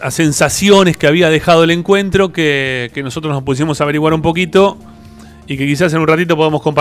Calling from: Buenos Aires, Argentina; soy … de Barracas, ¿cómo están?

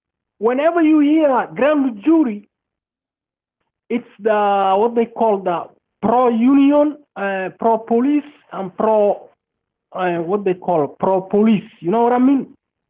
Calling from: Arlington, Virginia, United States; I'm calling from Virginia. Arlington, Virginia.

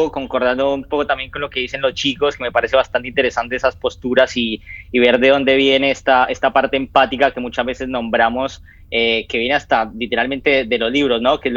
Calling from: Argentina; yo me comunico desde Argentina.

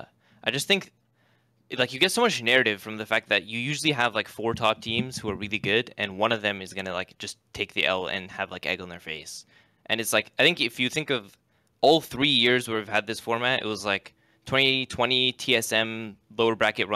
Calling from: Seattle, Washington, United States; Seattle, Washington.

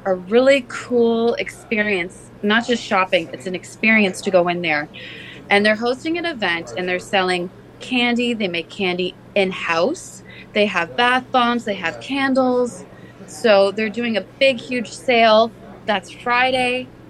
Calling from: Niagara-on-the-Lake, Ontario, Canada; So I'm actually calling you from work. I'm in Niagara on the Lake.

